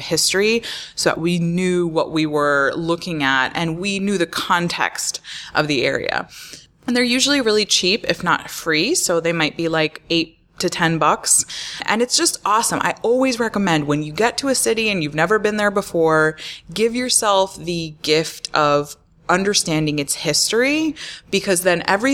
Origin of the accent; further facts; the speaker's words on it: Florida, United States; I grew up in Florida